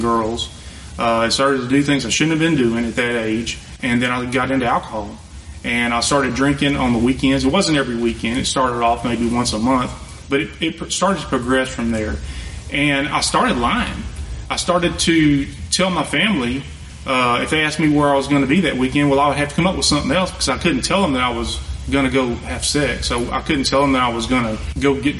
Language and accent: English; Elkhart, United States; I grew up in the Methodist Church in Elkhart